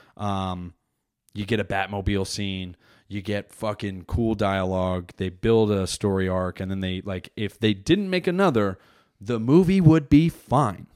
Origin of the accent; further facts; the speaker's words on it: New Jersey, United States; I'm from Jersey